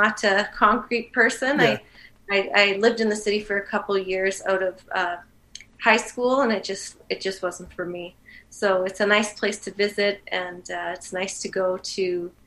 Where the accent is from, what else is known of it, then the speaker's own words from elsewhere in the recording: Manitoba, Canada; I'm from Manitoba